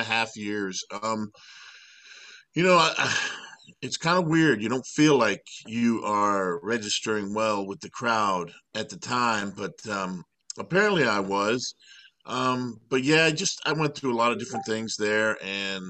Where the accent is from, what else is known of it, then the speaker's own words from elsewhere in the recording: Miami, Florida, United States; I grew up in Miami, Florida